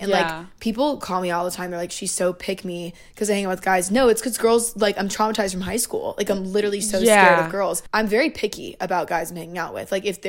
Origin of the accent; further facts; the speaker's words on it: the South, United States; moved away; growing up in the South